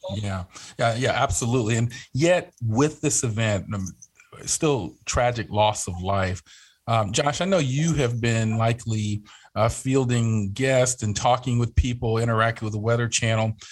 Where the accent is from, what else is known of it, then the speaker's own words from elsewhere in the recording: Atlanta, Georgia, United States; I was born and raised in the Atlanta area